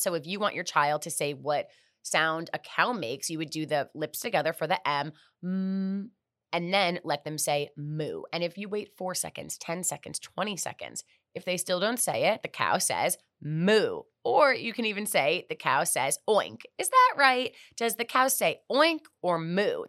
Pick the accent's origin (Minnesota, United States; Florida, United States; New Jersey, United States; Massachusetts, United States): Florida, United States; Miami; also born or lived in Fort Lauderdale / New York; I'm born and raised in Miami. I went to high school in Fort Lauderdale